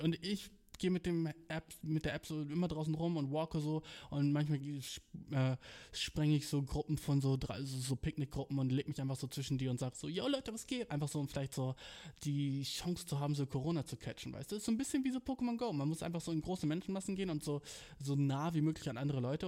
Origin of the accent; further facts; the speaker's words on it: Germany; moved away as an adult; also born or lived in Berlin; now in Japan; ich bin aus Deutschland